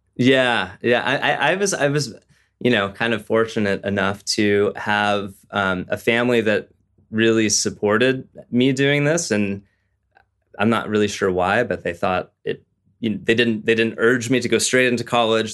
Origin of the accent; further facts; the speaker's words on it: Southern California, United States; I was raised in Southern California